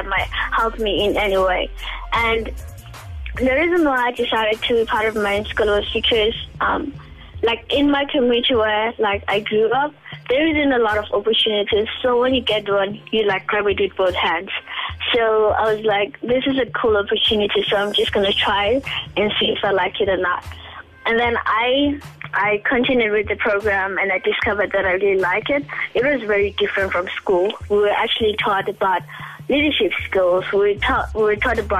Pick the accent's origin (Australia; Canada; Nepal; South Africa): South Africa; Bosfontein, Mpumalanga; I was born and raised in Bosfontein, which is a village in Mpumalanga, South Africa